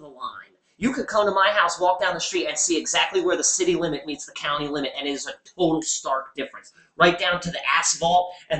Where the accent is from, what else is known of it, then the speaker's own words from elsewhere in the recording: Baltimore, Maryland, United States; I will forever be a Baltimore boy. I grew up in Highland Town, motherfucker. Highland Town.